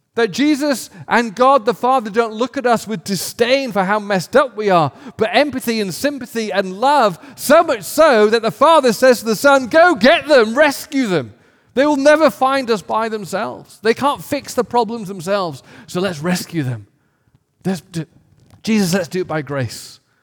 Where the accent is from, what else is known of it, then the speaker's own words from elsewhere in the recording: England, United Kingdom; I grew up in England where the predominant worldview was atheis-, atheism